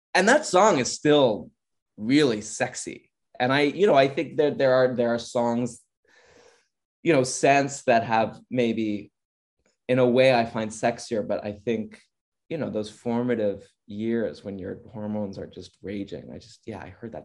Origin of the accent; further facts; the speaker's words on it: Orange County, California, United States; I'm from Orange County, and I wasn't allowed to watch much TV when I was growing up.